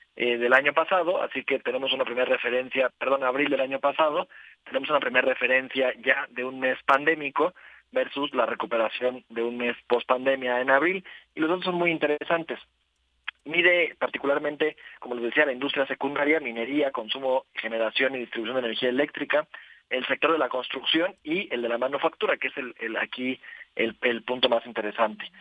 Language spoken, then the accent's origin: Spanish; Morelos, Mexico; en el estado de Morelos